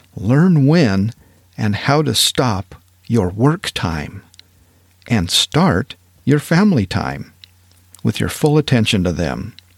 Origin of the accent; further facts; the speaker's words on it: Powell, Wyoming, United States; moved away as an adult; also born or lived in East Texas; I grew up in Northwest Wyoming, real close to Yellowstone Park, in a town called Powell, Wyoming